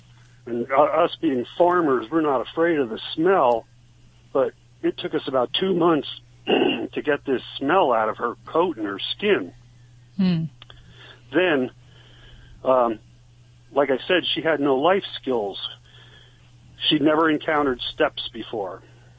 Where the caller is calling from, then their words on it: Ebervale, Pennsylvania, United States; Ebervale, Pennsylvania.